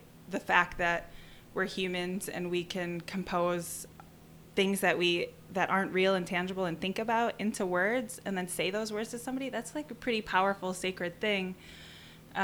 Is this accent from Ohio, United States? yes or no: no; southern Wisconsin, United States; moved away; also born or lived in Tucson, Arizona; I grew up in southern Wisconsin, and I moved to Tucson